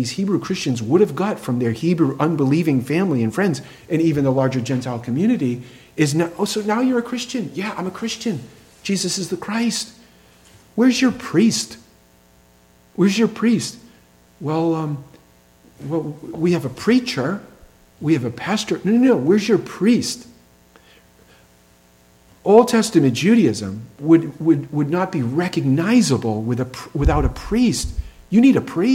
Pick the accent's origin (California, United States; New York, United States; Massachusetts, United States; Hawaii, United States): Massachusetts, United States; we had a large Jewish population in my town in Massachusetts